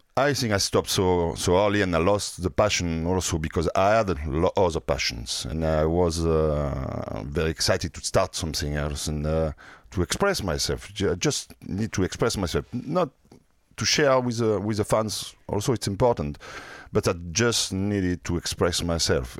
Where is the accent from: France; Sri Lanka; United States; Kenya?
France; accent: French; English is a second language; also born or lived in Marseille; with a French accent